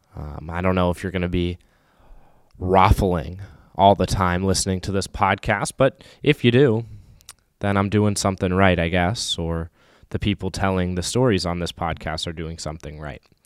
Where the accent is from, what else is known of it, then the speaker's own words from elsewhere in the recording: Raleigh, North Carolina, United States; moved away as an adult; now in Saint Paul, United States; Born and raised in Raleigh, North Carolina